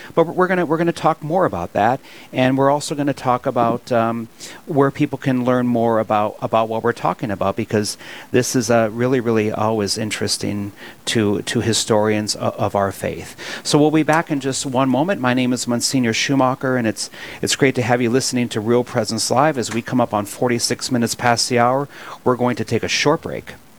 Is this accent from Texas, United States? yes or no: no; Williston, North Dakota, United States; I'm born and raised in Williston, North Dakota